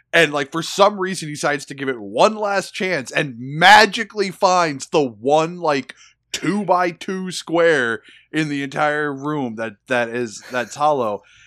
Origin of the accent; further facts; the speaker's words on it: United States; I'm an American